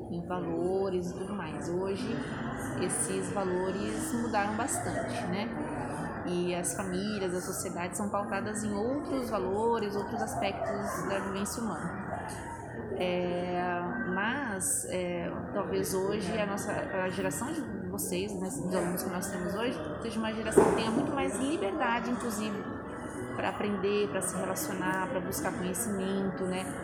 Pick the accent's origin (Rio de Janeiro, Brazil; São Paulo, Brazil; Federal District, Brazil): Rio de Janeiro, Brazil; moved away; quando eu era pequena, eu morava no Rio de Janeiro